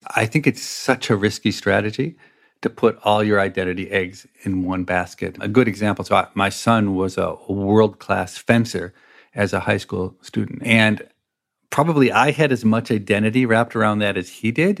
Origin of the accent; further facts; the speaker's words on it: United States; I'm American